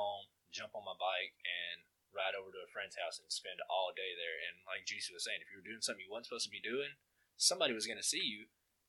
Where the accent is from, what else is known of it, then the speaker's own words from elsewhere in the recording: United States; It's not a trap being born and raised in Walker County.